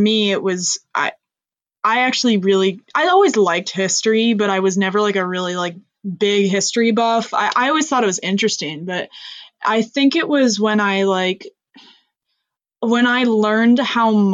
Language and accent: English; Reading, United States; my hometown